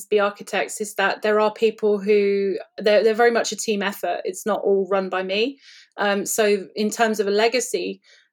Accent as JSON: {"language": "English", "country": "United Kingdom", "said": "I'm British."}